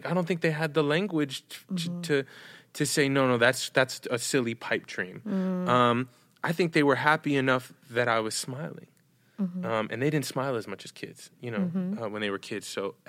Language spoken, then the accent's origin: English; New York, United States; I'm from New York.